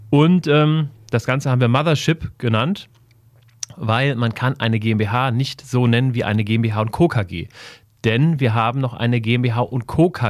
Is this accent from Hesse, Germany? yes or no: yes; Wiesbaden, Hesse, Germany; born there; Ich bin in Wiesbaden geboren. Wir sitzen gerade in Wiesbaden.